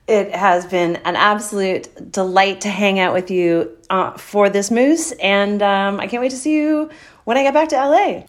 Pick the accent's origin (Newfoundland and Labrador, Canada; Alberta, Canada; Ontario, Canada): Newfoundland and Labrador, Canada; St. John's; moved away; hanging out in my hometown